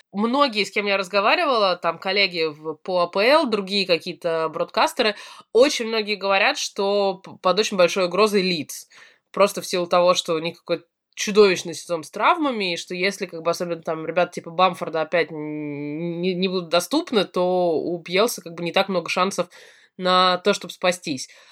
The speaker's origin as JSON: {"language": "Russian", "country": "Russia", "said": "я из России"}